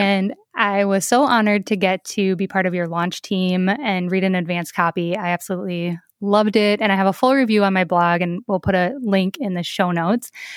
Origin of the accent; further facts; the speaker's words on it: Minnesota, United States; my home state of Minnesota